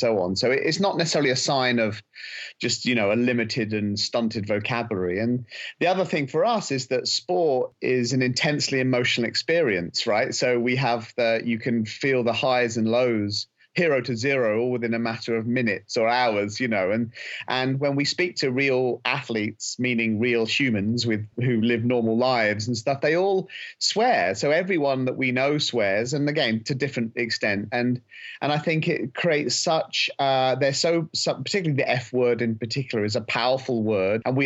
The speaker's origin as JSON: {"language": "English", "region": "England", "country": "United Kingdom", "said": "we're both British. I'm English"}